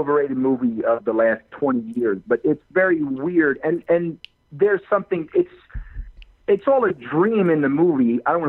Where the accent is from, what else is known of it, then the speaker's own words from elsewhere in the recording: New Jersey, United States; accent: Jersey; moved away as an adult; also born or lived in Texas; South Jersey, below Atlantic City, all the way at the bottom of the state there.